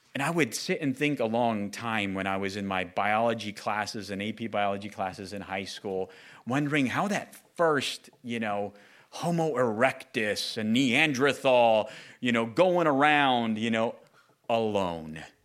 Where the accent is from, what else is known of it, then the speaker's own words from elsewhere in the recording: Southern California, United States; Growing up in Southern California, uh, amongst my peers, going to elementary, junior high, high school, college, or work